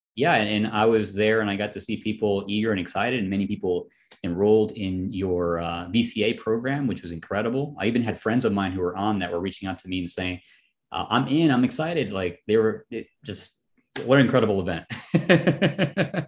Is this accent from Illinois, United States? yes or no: yes; Chicago, Illinois, United States; it was in Chicago. And coincidentally, it was my hometown